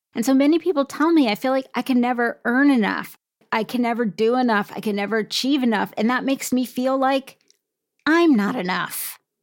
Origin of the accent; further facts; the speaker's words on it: United States; as an American